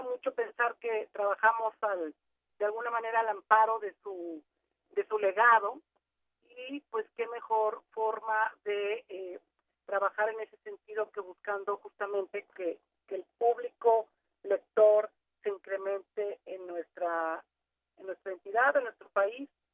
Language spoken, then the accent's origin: Spanish; Tepic, Nayarit, Mexico; yo soy originaria de Tepic